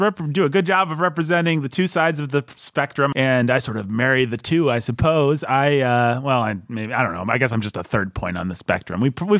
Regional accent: Bloomington, United States; Well, I grew up in Bloomington. I've lived in two university towns.

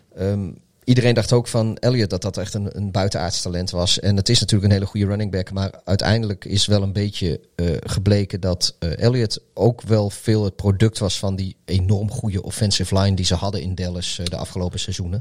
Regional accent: Netherlands; wij, wij, als Nederlanders

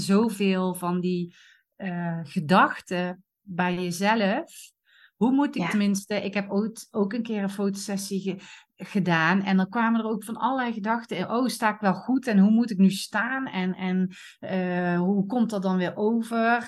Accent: Eindhoven, North Brabant, Netherlands; accent: soft G; ik kom uit Eindhoven, dus de zachte G Kom daar vandaan, Noord-Brabant

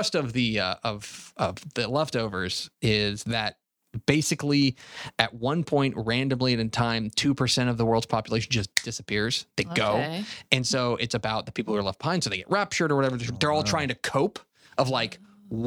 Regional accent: Dallas, Texas, United States; So I grew up in Dallas.

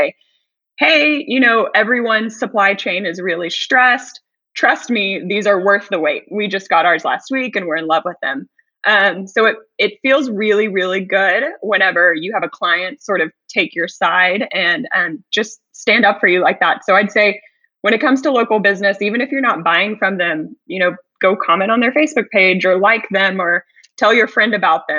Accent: Houston, Texas, United States; moved away as an adult; I was actually born and raised in Houston as well, the other side of Houston, the south side

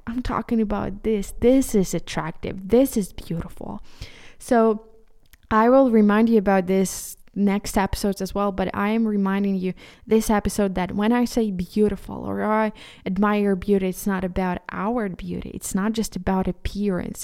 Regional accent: Ukraine; first language Ukrainian; English is a second language; as a Ukrainian, and for me, Ukrainian is, is my, my, my, my mother tongue

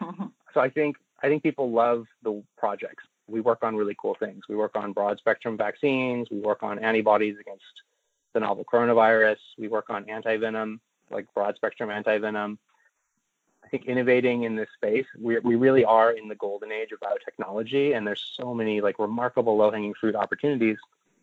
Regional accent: Sololá, Guatemala; I grew up on Lake Atitlan. It's this beautiful lake with three volcanoes around it up in the Mayan Highlands of Guatemala. My parents are both Americans. They're like hippie expats.

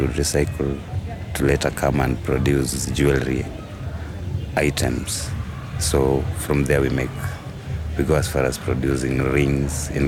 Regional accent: Nairobi, Kenya; I come from Dandora.

